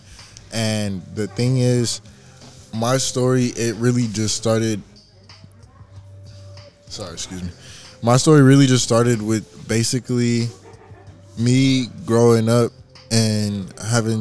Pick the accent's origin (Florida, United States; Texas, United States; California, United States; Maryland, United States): California, United States; Pomona; also born or lived in Ontario, California / Rancho Cucamonga, California / Riverside, California; I was raised out in Pomona, moved around a couple of times from like, you know, Ontario to Rancho to Riverside